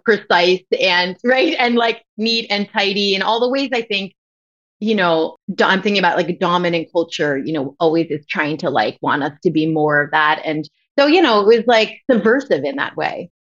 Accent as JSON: {"language": "English", "area": "Westchester", "region": "New York", "country": "United States", "tie": "born or raised there", "accent": "New York", "moved": "yes", "said": "we grew up in Westchester, and so everybody talked like this"}